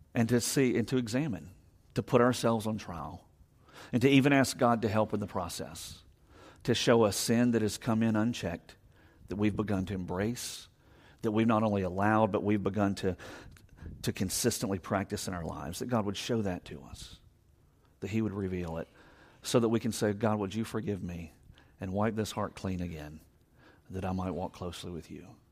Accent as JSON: {"language": "English", "town": "Savannah", "region": "Georgia", "country": "United States", "said": "I'm from Savannah"}